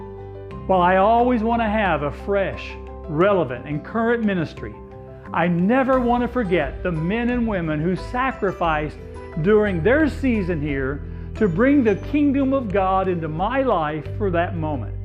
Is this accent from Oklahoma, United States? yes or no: yes; Coweta, Oklahoma, United States; moved away as an adult; also born or lived in Hobart, Indiana / Palatka, Florida / Winter Garden, Florida / Chattanooga, Tennessee; growing up in Coweta, Oklahoma